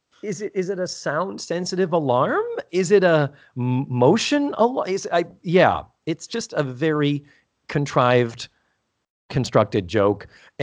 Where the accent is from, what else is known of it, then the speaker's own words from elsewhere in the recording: Appleton, Wisconsin, United States; Rape was never a word in our vocabulary when I was growing up in Appleton